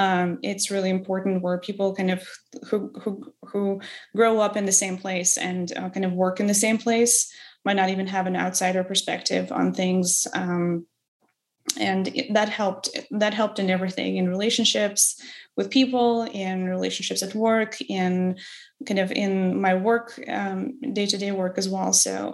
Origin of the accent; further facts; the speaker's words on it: Odesa, Odesa Oblast, Ukraine; English is a second language; I actually continue going to Odessa frequently. I've been freelancing before I started my recent job. I've been freelancing for 3 years and spent a lot of time back at home. My family still lives there.